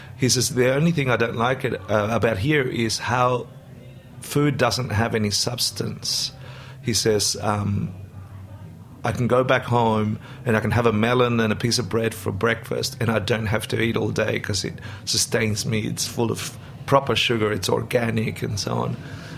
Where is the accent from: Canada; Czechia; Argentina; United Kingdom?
Argentina; now in Australia; my parents did something consciously that was really quite amazing, which was, from today on, we're Australian, we're no longer Argentinian. You're not allowed to speak Spanish at home.